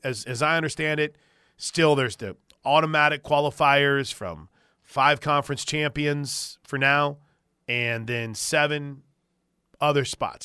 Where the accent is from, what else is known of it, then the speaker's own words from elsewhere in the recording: Illinois, United States; moved away; I grew up in Illinois